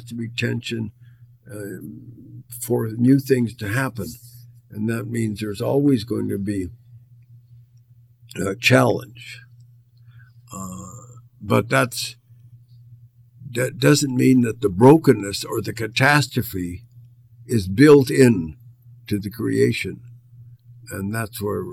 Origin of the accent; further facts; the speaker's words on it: Edmonton, Alberta, Canada; I grew up in Edmonton in a Christian Reformed setting